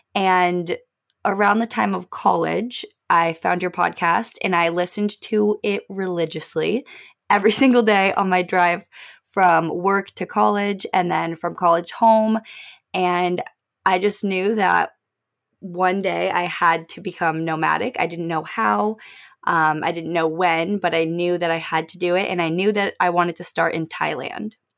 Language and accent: English; Arizona, United States; moved away as an adult; also born or lived in Oregon; I was born and raised in Arizona